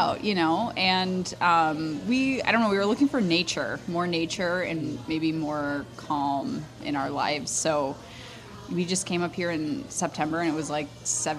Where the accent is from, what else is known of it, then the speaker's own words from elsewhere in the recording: a suburb of Chicago, Northern Illinois, United States; moved away as an adult; now in Madison, United States; I am from Northern Illinois